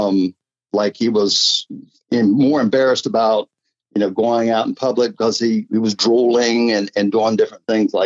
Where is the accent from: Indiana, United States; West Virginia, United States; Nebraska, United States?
West Virginia, United States; Clarksburg; also born or lived in Salem, West Virginia; I'm originally Clarksburg. I grew up in the Clarksburg area.